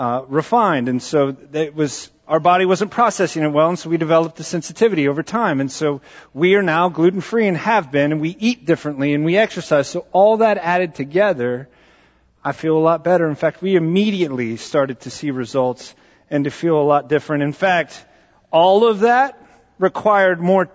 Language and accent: English; Southwest Texas, United States; I grew up in Southwest Texas